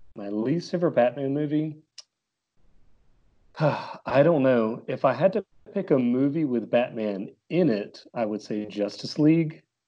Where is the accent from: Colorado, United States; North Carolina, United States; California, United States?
North Carolina, United States; Concord; I'm, uh, from Concord, North Carolina.